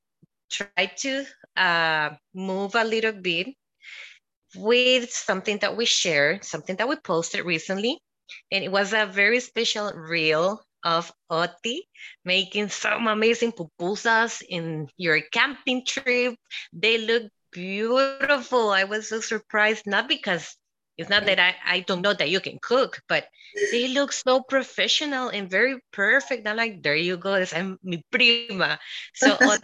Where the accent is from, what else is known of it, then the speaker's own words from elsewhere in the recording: Guatemala; moved away; also born or lived in El Salvador; And I was born in El Salvador and I was raised in Guatemala.